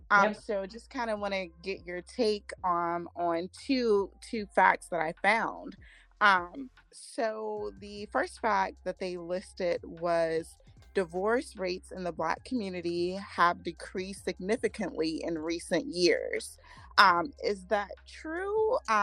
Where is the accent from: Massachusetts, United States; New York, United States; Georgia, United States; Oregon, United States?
Georgia, United States; And I'm from the South. I was born and raised in Georgia, so a Southern girl